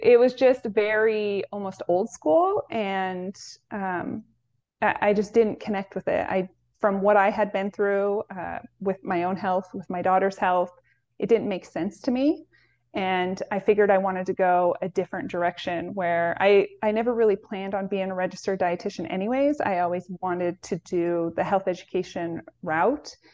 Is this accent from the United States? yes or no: yes; Pacific Northwest, United States; I grew up in the Pacific Northwest